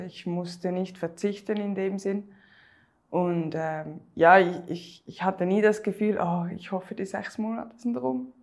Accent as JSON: {"language": "German", "country": "Switzerland", "said": "wie man hört, ich komme aus der Schweiz"}